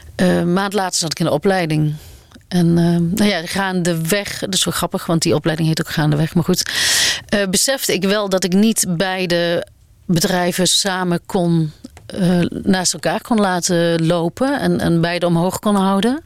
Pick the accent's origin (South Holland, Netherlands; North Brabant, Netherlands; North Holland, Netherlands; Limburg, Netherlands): North Brabant, Netherlands; Aarle-Rixtel; accent: Brabantian; moved away; also born or lived in Amsterdam; ben geboren en getogen in eh, Alerikstel